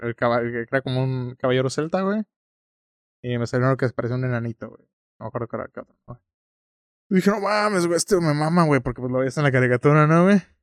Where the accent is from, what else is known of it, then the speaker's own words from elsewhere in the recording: Mexico; tú lo ves como mexicano